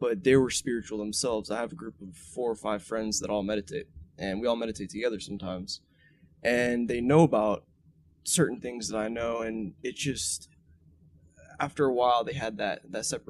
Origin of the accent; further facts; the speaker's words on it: Hawaii, United States; I was raised in Hawaii